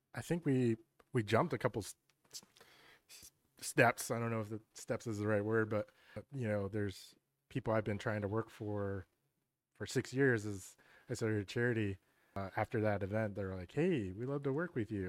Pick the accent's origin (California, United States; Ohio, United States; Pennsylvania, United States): Pennsylvania, United States; York; born or raised there